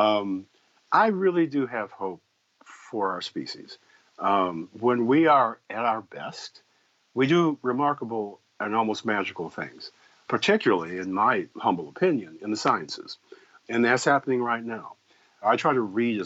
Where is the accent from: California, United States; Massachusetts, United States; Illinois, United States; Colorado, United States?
Illinois, United States; Evanston; I was raised in Evanston, Illinois